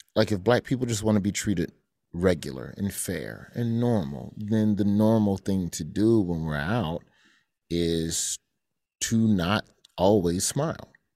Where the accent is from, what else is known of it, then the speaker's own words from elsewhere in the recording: Alabama, United States; moved away; I was raised in Alabama